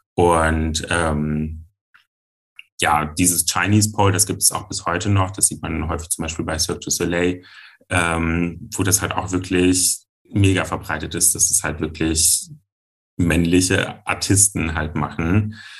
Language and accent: German; Giessen, Hesse, Germany; ich bin fünfundzwanzig Jahre alt, ich komme aus Gießen und ich bin Poledancer